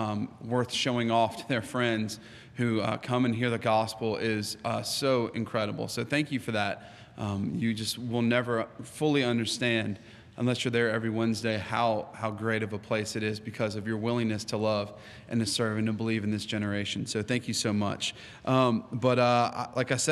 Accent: United States; I am American

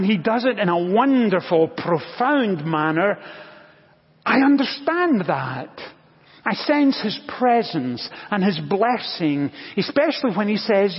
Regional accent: Scotland, United Kingdom; now in United States; When I was growing up in Scotland, I was one of five children.

